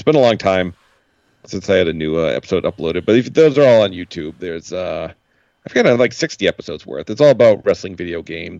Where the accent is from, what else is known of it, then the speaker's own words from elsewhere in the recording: Worcester, Massachusetts, United States; No, not quite. About around Worcester, Massachusetts.